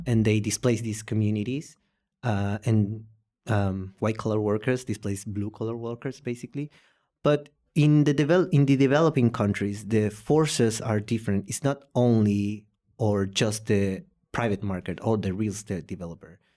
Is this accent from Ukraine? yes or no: no; Posadas, Misiones, Argentina; English is a second language; also born or lived in Paraguay; now in Buenos Aires, Argentina; I was born in Posadas, and I live for six years in Paraguay